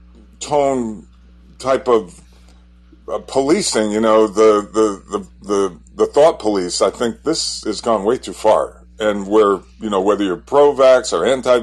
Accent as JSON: {"language": "English", "country": "United States", "tie": "born or raised there", "said": "I grew up in New York, Connecticut"}